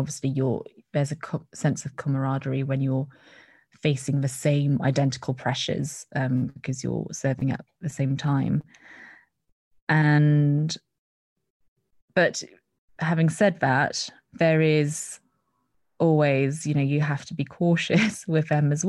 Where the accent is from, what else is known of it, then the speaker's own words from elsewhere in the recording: Netherlands; now in United Kingdom; because I grew up in Holland, and, you know, don't have my childhood friends or uni friends to fall back on.